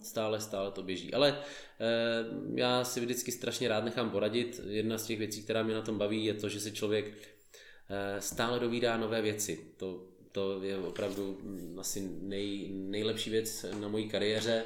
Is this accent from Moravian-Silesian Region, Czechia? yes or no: no; Olomouc, Olomouc Region, Czechia; jsem z Olomouce